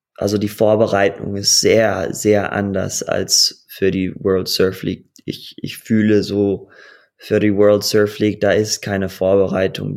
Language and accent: German; Costa Rica; German is a second language; also born or lived in Hawaii; ich bin geboren auf Hawaii, aufgewachsen in Costa Rica